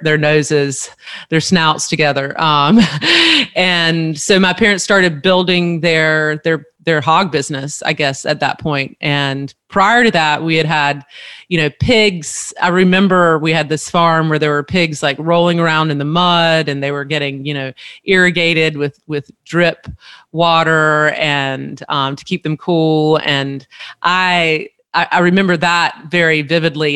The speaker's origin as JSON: {"language": "English", "region": "Eastern North Carolina", "country": "United States", "tie": "born or raised there", "said": "growing up in Eastern North Carolina, whole hog barbecue is is really you know the pinnacle of our food tradition"}